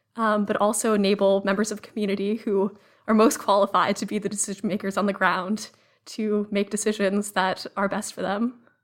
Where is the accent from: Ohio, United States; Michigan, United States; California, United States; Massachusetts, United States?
Massachusetts, United States; Cambridge; I grew up in Cambridge, Massachusetts